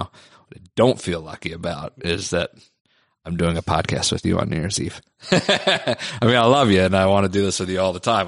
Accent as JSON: {"language": "English", "town": "Philadelphia", "region": "Pennsylvania", "country": "United States", "moved": "yes", "lives_now": "New York, United States", "said": "I'm from Philly"}